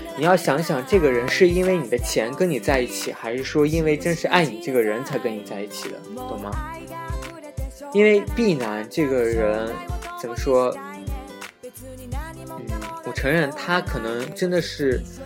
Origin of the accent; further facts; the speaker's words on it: Xinjiang, China; 因为我也是新疆的